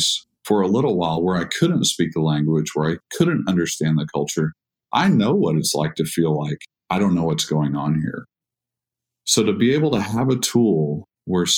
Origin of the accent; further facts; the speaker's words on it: Texas, United States; I'm from Texas